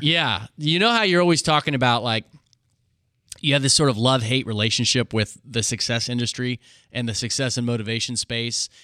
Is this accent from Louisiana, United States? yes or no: no; Hutchinson, Kansas, United States; my next door neighbor that I grew up with in Hutchinson, Kansas